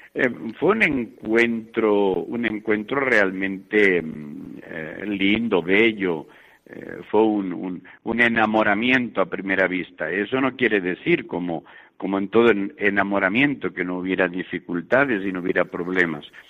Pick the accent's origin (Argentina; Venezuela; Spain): Spain; Calonge, Catalonia; born or raised there; also born or lived in Granada, Spain; now in Guatemala